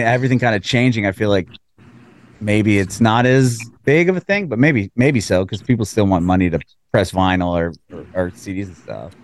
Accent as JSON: {"language": "English", "town": "San Diego", "region": "California", "country": "United States", "moved": "as an adult", "lives_now": "Nashville, United States", "said": "I'm from San Diego, but I moved to Nashville"}